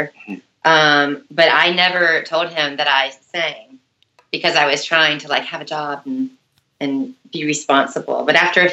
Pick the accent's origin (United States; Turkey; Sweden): United States; Jacksonville, Florida; moved away as an adult; also born or lived in Athens, Georgia; now in Atlanta, United States; I was raised in Jacksonville, Florida.